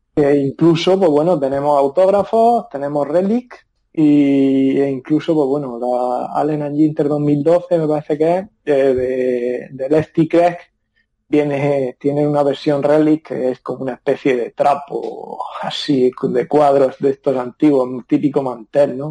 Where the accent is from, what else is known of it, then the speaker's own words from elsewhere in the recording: Murcia, Region of Murcia, Spain; also born or lived in Seattle, United States; soy de Murcia